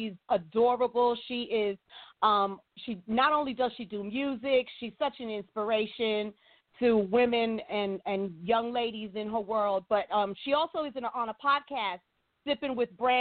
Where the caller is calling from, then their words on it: Los Angeles, California, United States; I'm calling from Los Angeles.